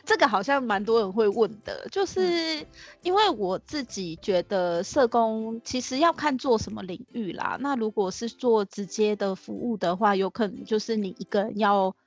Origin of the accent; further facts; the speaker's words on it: Tainan, Taiwan; now in Taipei, Taiwan; 我是台南人啦，但是嗯我现在在台北工作嗯，然后大学主要念的是社工系